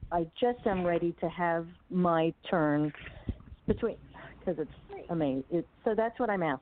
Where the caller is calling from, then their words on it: Los Angeles, California, United States; I'm calling from Los Angeles.